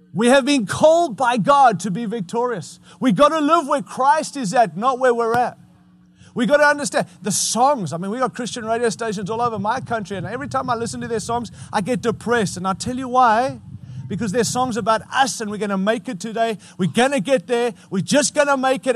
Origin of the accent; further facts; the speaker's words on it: United States; as an American